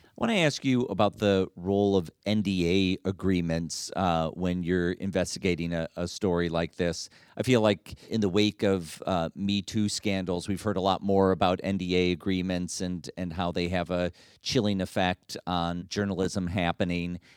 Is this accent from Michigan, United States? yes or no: yes; Detroit, Michigan, United States; my hometown, Detroit